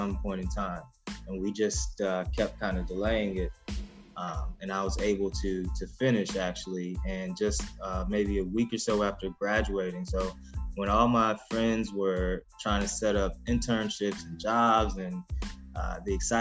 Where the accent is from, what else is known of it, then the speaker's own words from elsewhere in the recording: Ferguson, Missouri, United States; I'm from the Ferguson, Missouri area